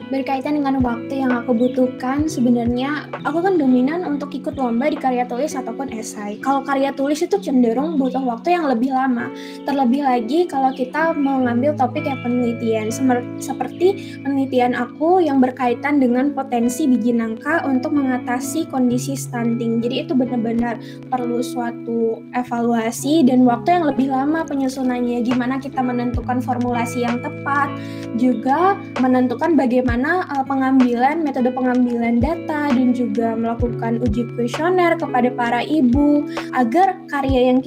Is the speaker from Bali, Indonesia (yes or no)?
yes; Bali, Indonesia; memperkenalkan daerah aku khususnya daerah Bali